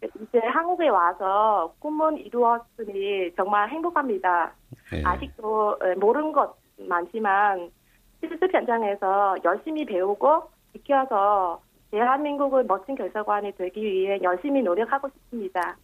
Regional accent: Vietnam; Korean is a second language; moved away as an adult; now in Yeosu, South Korea; 제가 태어났던 베트남 국적은 포기했는데요

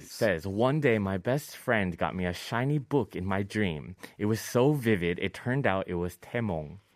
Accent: Hawaii, United States; in Hawaii.

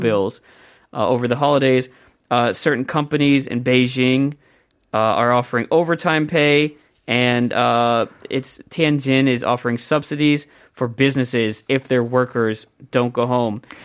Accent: Columbus, Ohio, United States; I'm from Columbus

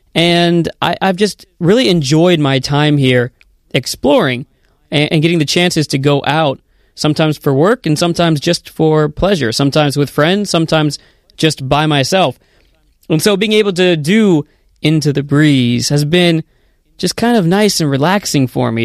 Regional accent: United States; moved away as an adult; also born or lived in Korea; now in South Korea; I'm originally from the United States

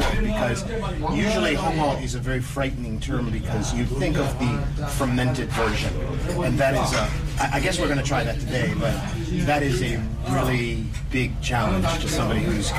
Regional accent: New England, United States; moved away; I grew up in New England

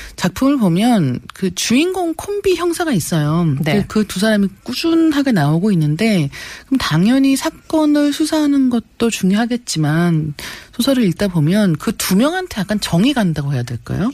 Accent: South Korea; 저도 한국인이기 때문에

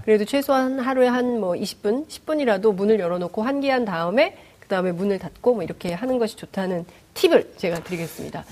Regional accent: South Korea; 대한민국에서 태어난

